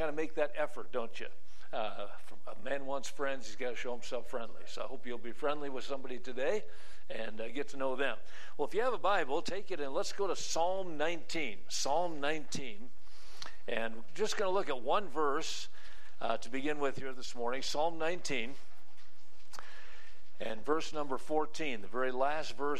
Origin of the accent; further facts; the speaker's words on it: Wisconsin, United States; When I was a teenager growing up in Wisconsin